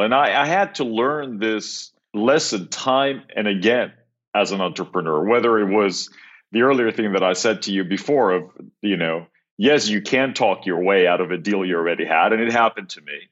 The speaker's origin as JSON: {"language": "English", "country": "Cyprus", "tie": "born or raised there", "moved": "yes", "said": "I grew up in Cyprus, which actually is where I am right now"}